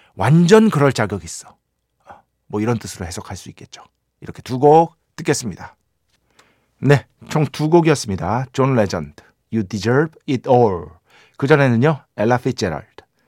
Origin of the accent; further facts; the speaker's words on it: Seoul, South Korea; 서울 사람인데